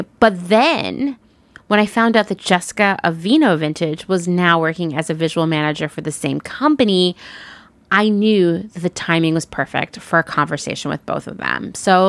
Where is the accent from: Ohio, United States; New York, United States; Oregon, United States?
Oregon, United States; Portland; Well, if you're in one of my favorite cities, my former home, the place I think of as my hometown, Portland, Oregon, you can shop in person at their store